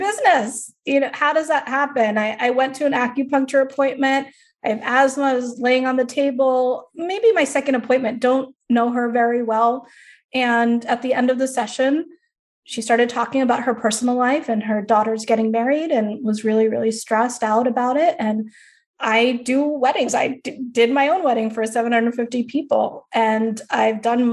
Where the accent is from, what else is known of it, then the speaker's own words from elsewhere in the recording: Long Island, New York, United States; also born or lived in Queens; I grew up in Long Island